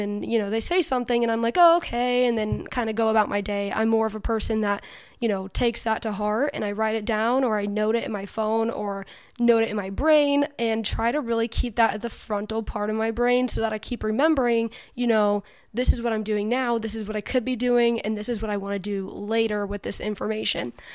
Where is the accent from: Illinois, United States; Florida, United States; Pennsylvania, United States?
Illinois, United States; Western; I am from Western Illinois